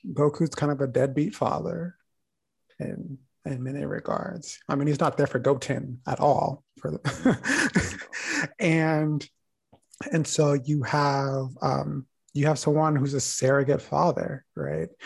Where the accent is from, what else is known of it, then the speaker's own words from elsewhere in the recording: United States; living and growing up in the United States, I'm constantly reminded that I am a black boy